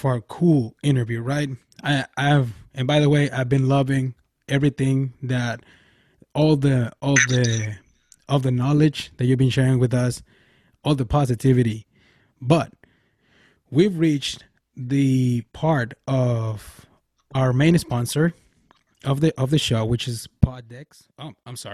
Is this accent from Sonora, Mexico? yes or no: yes; Nogales, Sonora, Mexico; my hometown